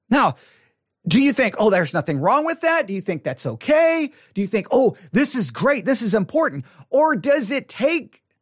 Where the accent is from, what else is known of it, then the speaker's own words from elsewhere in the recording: Texas, United States; I was born and raised in the state of Texas. I was born on Texas Independence Day, which is March the 2nd.